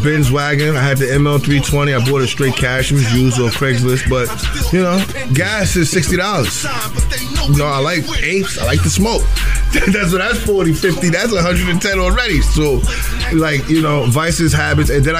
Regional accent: New York City, New York, United States; also born or lived in Queens; I was from Brooklyn

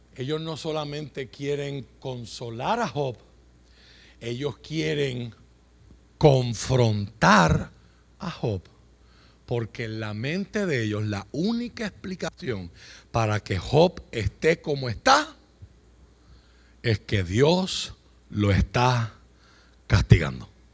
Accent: Puerto Rico; Usted y yo vivimos en Puerto Rico

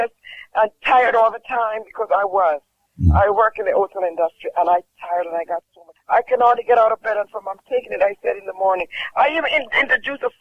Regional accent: Jamaica; I'm from Jamaica

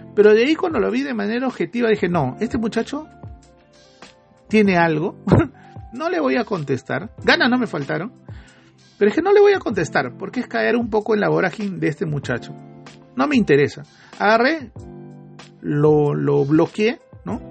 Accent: Peru; uno como peruano

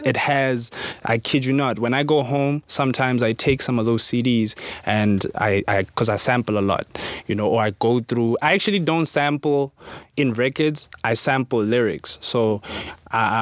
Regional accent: Carletonville, Gauteng, South Africa; hailing from Carltonville, the West Rand, a small mining town is west of Joburg.

